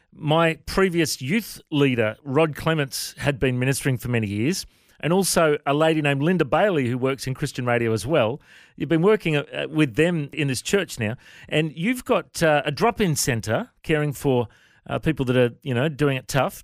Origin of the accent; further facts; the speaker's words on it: Coffs Harbour, New South Wales, Australia; you and I grew up in Coffs Harbour